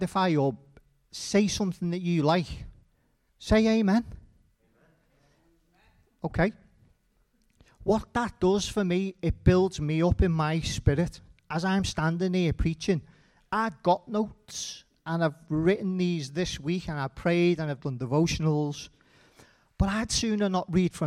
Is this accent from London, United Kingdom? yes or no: no; Liverpool, North West England, United Kingdom; I grew up in Liverpool, a place called Old Swan.